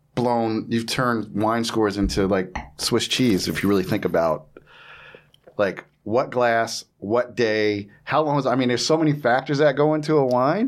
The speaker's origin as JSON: {"language": "English", "region": "New Jersey", "country": "United States", "said": "I'm from Jersey."}